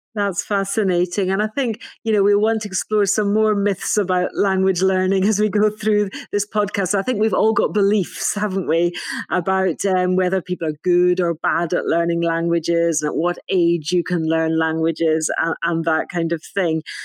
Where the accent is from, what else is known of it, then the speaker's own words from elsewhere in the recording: Scotland, United Kingdom; moved away as an adult; now in Wales, United Kingdom; I'm not Welsh, I'm Scottish. Um, I moved to Wales as an adult